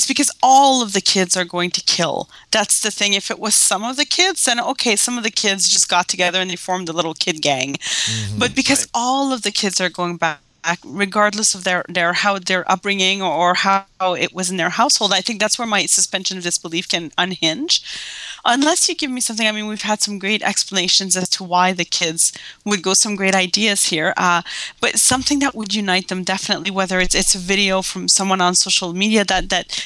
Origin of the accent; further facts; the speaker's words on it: Canada; I'm Canadian